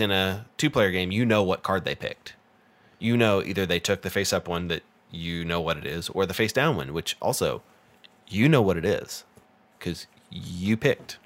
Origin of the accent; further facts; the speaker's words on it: United States; I'm American